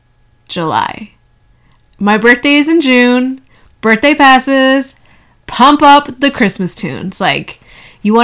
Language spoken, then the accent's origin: English; Canada; in Canada, we have Thanksgiving in October